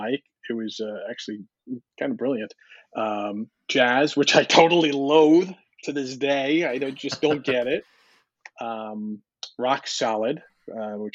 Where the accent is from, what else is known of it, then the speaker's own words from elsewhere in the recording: Long Island, New York, United States; my guidance counselor on Long Island